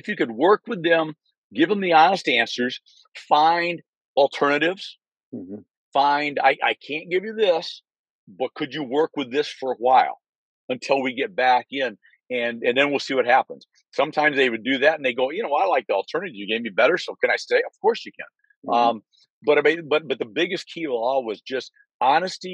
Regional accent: Michigan, United States; moved away as an adult; now in Naples, Florida, United States; I was born and raised in Michigan

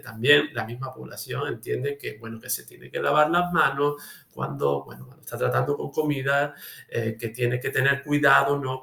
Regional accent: Olvera, Andalusia, Spain; de mi pueblo, Olvera, en la Sierra de Cádiz

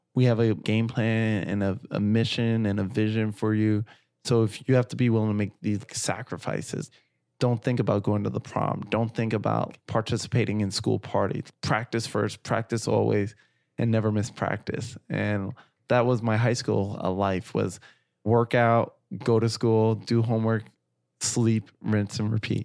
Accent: New York City, New York, United States; growing up in Flatbush, Brooklyn

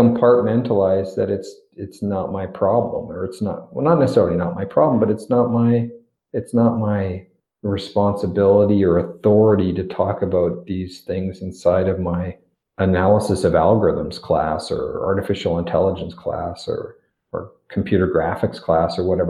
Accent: Victoria, British Columbia, Canada; Well, enjoy Victoria. It's my hometown.

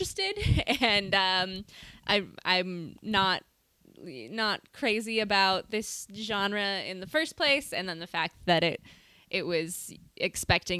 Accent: Montana, United States; we're both from Montana

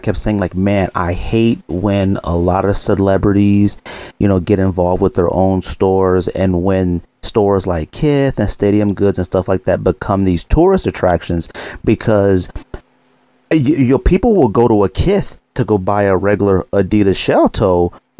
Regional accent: California, United States; now in Arizona, United States; I'm from California, and even out here in Arizona

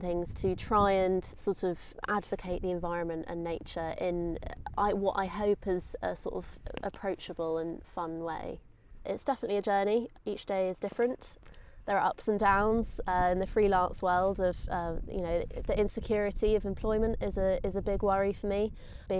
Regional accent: Lympstone, South West England, United Kingdom; also born or lived in Georgia, United States; we moved to Limpston in East Devon, which is just a couple of miles from here. And I grew up on the River Exe

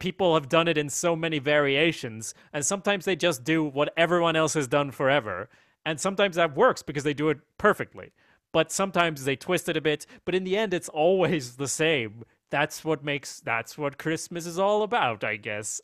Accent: Sweden; I'm from Sweden

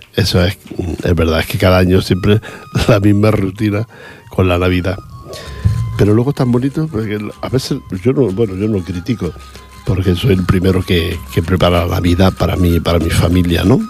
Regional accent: Spain; cómo somos los, españoles

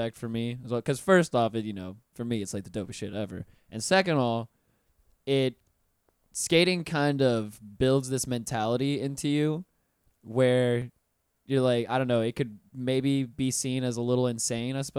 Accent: Pensacola, Florida, United States; I'm from Florida, born and raised. I've been here my whole life

